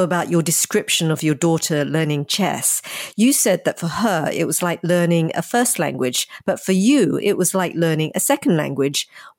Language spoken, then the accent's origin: English; Australia; I'm from Australia